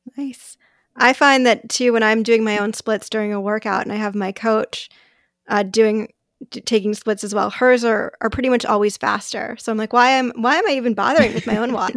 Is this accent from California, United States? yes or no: yes; Los Angeles, California, United States; moved away as an adult; now in Bay Area, United States; I'm, I'm from Los Angeles